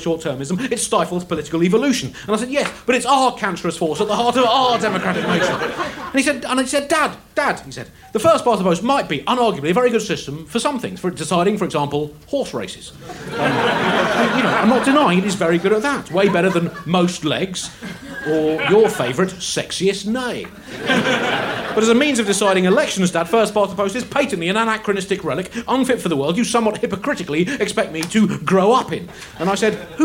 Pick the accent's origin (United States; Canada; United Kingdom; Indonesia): United Kingdom; I'm British, son. 110% British